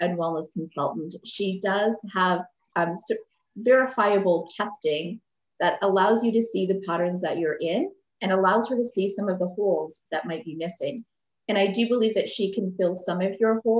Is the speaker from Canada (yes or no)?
yes; Nova Scotia, Canada; I come from Nova Scotia